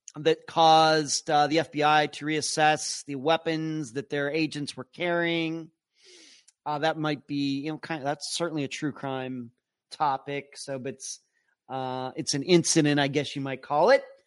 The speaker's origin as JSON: {"language": "English", "town": "Leechburg", "region": "Pennsylvania", "country": "United States", "tie": "born or raised there", "moved": "yes", "lives_now": "Florida, United States", "said": "I'm from Leechburg. Went to Leechburg High School, class of eighty-nine"}